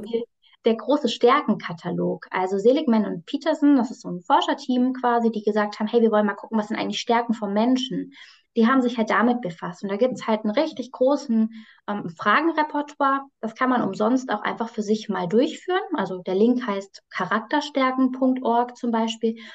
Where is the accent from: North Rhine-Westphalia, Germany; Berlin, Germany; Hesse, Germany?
Hesse, Germany; near Frankfurt am Main; ich komme aus der Nähe von Frankfurt am Main